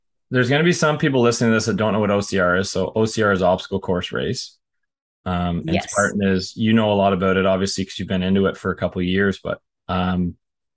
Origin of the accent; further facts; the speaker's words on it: Canada; I'm from Canada